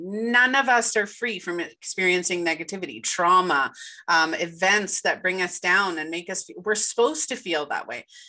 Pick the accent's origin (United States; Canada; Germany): Canada; Winnipeg, Manitoba; born or raised there